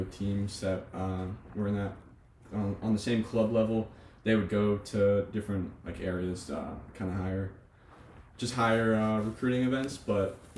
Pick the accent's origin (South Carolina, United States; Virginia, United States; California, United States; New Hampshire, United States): New Hampshire, United States; Merrimack; now in Frederick, United States; I'm from Merrimack, New Hampshire